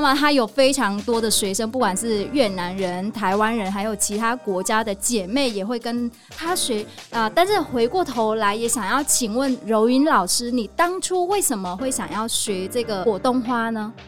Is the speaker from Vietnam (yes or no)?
yes; Northern Vietnam, Vietnam; moved away; 我跟那这个柔芸老师都是越南人，但是我来自北越